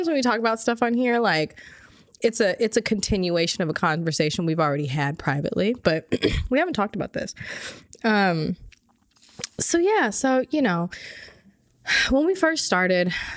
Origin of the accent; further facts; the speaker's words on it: Orange County, California, United States; also born or lived in Inglewood, Los Angeles; I was born and raised in Orange County.